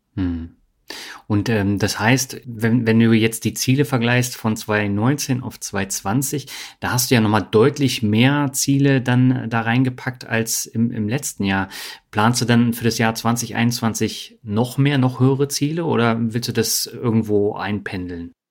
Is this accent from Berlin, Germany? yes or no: yes; Berlin, Germany; moved away; also born or lived in Lübeck; in Berlin, wo ich aufgewachsen bin